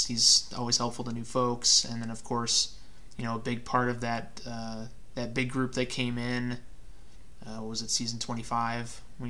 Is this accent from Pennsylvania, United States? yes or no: no; Chicago, Illinois, United States; So I was born in Chicago and raised in the Chicago suburbs. So I'm a lifelong Cubs fan.